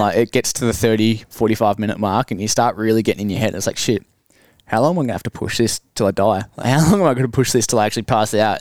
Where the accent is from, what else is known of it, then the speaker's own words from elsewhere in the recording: Hamilton, Victoria, Australia; also born or lived in Ballarat; I grew up in Hamilton and then went to Ballarat